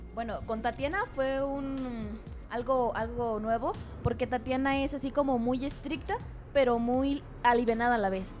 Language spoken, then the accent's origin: Spanish; Tolimán, Querétaro, Mexico; soy de Tolimán, de Tolimán Querétaro.